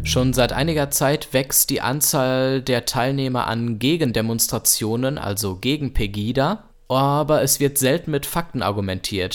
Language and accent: German; Germany